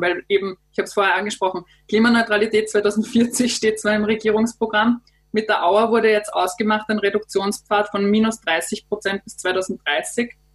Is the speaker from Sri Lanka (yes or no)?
no; Austria; bei uns in Österreich